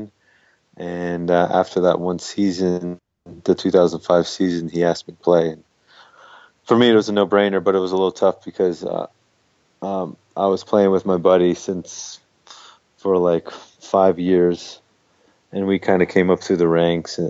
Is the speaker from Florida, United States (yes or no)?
yes; Daytona Beach, Florida, United States; I grew up in Daytona Beach, Florida, so I had the luxury of having a beach 10 minutes